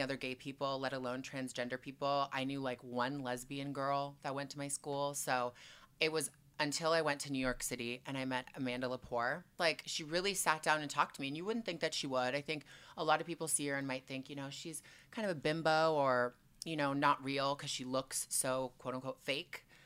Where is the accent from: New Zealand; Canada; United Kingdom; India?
Canada; Toronto, Ontario; moved away as an adult; also born or lived in Montreal, Quebec; now in Los Angeles, United States; I was born in Q, Montreal, Quebec, so I'm Canadian through and through, and then I moved to Toronto when I was two or three, and then spent the whole time there until I was twenty-one, and then I moved here